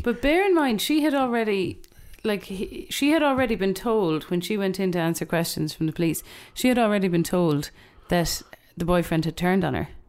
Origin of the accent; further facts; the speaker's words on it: Ireland; I'm also aware as an Irish person